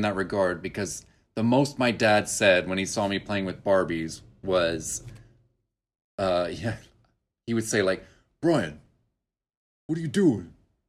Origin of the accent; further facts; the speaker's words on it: Oklahoma, United States; accent: California; also born or lived in Southern California; now in Hanoi, Vietnam; but I moved to Oklahoma when I was 5. So I barely remember much of California, except for I probably retain more of the accent than my sister.